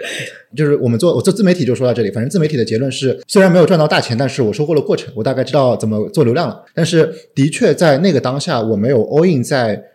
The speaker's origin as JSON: {"language": "Chinese", "region": "Shanghai", "country": "China", "said": "我是上海人嘛，上海人其实真的不太懂中国"}